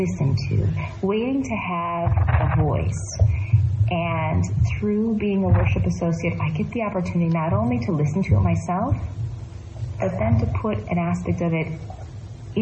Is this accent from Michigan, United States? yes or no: yes; Michigan, United States; now in Davis, United States; I am from the Michigan region, and that's the Anishinaabe region